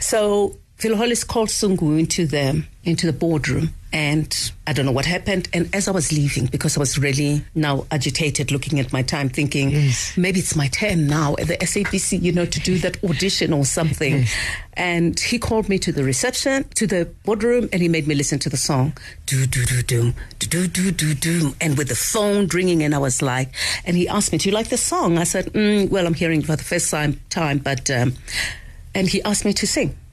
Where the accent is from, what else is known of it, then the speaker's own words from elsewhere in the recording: Soweto, Gauteng, South Africa; as a young girl growing up in Soweto during apartheid